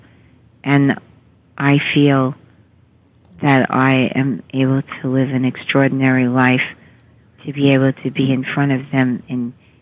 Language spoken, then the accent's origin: English; New York City, New York, United States; accent: Queens English; I'm from Queens, New York